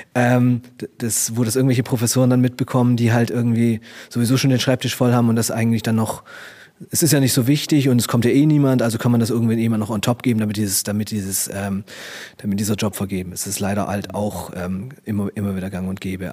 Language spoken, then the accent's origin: German; Stuttgart, Baden-Württemberg, Germany; ich komme aus Stuttgart